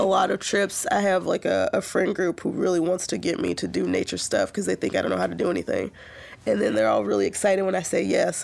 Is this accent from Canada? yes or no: no; Chicago, Illinois, United States; now in Portland, United States; I grew up in Chicago